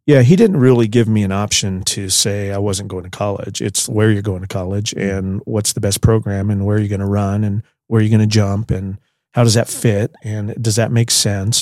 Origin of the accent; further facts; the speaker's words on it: Pierce, Colorado, United States; I was born in Pierce, Colorado, which is about twenty miles north of here